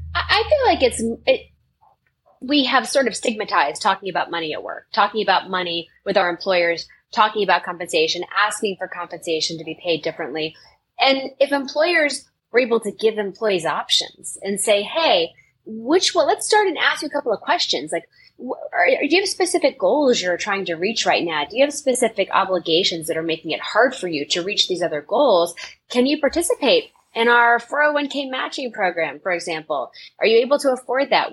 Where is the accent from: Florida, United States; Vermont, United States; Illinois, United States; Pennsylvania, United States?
Florida, United States; Tampa; I grew up in Tampa, Florida.